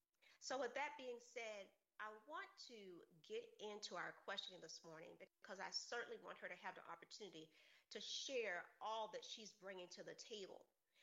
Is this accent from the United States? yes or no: yes; Savannah, Georgia, United States; I am from Savannah